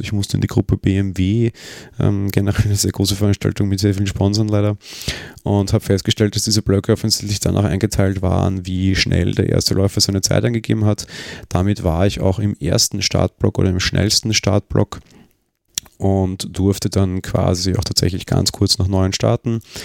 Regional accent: Vienna, Austria; Wir sind ja beide Wiener

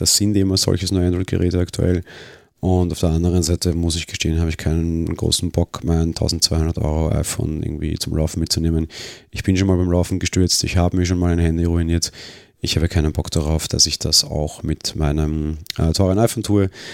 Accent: Austria; als Österreicher

